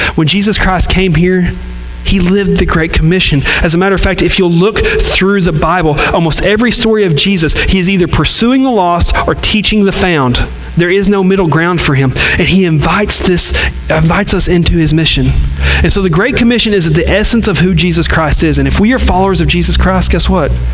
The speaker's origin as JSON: {"language": "English", "region": "the South", "country": "United States", "said": "we're from the South and we love Southern churches"}